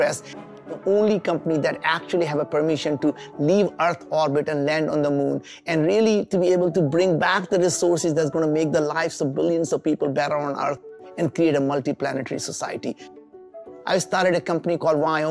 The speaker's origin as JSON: {"language": "English", "country": "India", "tie": "born or raised there", "moved": "yes", "said": "I came from very humble beginnings. We grew up in India"}